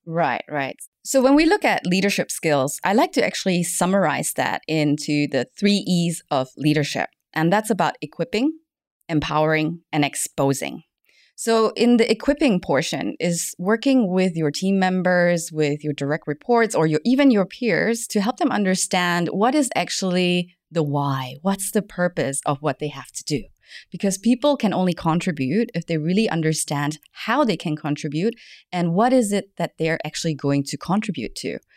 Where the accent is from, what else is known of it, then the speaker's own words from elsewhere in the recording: Germany; accent: German English; moved away as an adult; also born or lived in Malaysia / United States; now in Hong Kong; I was born in Malaysia, but then I grew up in Germany, spent a couple of years in the States